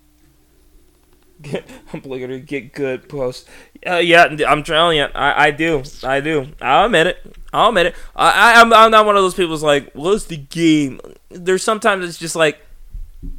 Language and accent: English; Panama; moved away; growing up in Panama